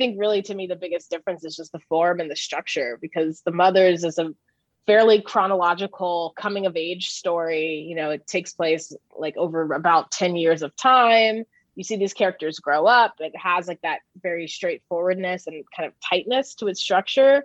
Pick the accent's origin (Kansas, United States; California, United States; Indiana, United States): California, United States; Oceanside; born or raised there; moved away